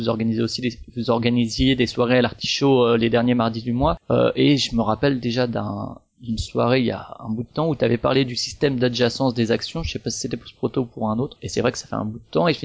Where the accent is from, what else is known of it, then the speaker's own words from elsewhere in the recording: Strasbourg, Grand Est, France; comme moi je suis de Strasbourg aussi et que je passe souvent effectivement à la boutique